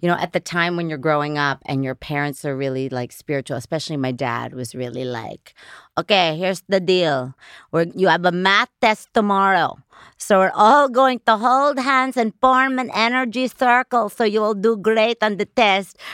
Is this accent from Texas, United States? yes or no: no; Middletown, New York, United States; I was born in Middletown, New York